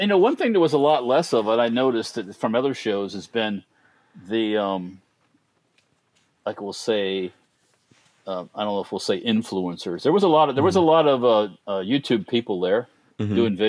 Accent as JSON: {"language": "English", "region": "Florida", "country": "United States", "said": "I ain't wearing this fucking mask. This is stupid. I'm from Florida."}